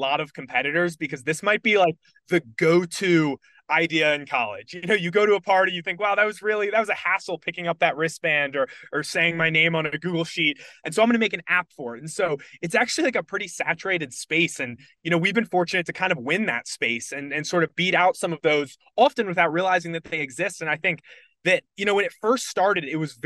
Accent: Charlotte, North Carolina, United States; moved away as an adult; also born or lived in Virginia; I grew up in Charlotte, North Carolina

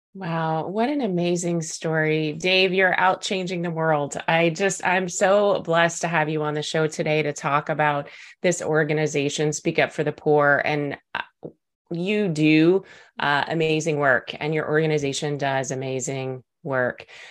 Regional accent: Texas, United States; accent: Texas; my Texas accent

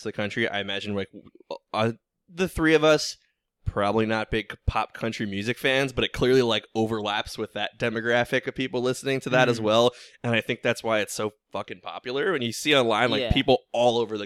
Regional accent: Northeast, United States; my, like, northeast showing

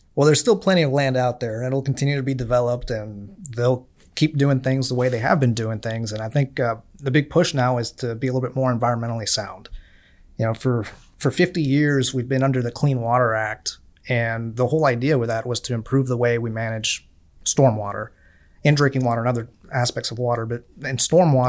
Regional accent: Miami, Florida, United States; moved away

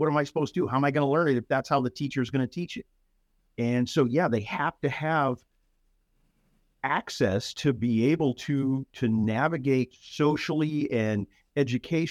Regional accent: San Antonio, Texas, United States; moved away as an adult; also born or lived in Colorado / Pinal County, Arizona; now in North Texas, United States; I was born in Colorado. Spent the majority of my formative years in San Antonio, however

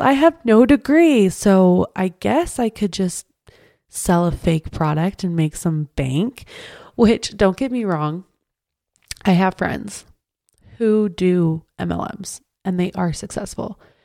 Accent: Draper, Utah, United States; I grew up in Draper

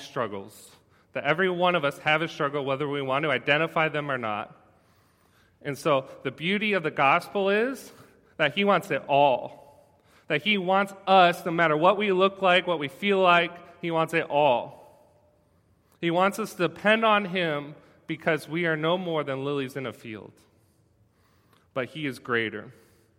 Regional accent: United States

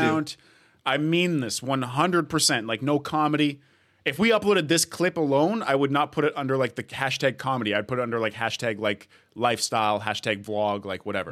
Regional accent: Edmonton, Alberta, Canada; now in Toronto, Canada; I'm born in Edmonton, living in Toronto.

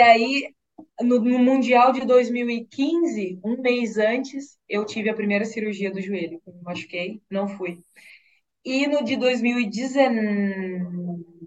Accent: Mato Grosso, Brazil; now in Porto Alegre, Brazil; eu venho de um estado, né, do Mato Grosso, onde não tem tanta tradição assim no futebol

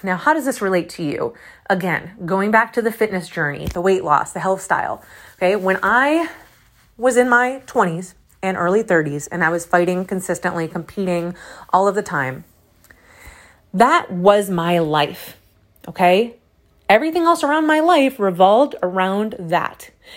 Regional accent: Syracuse, New York, United States; accent: Syracuse; my Syracuse accent

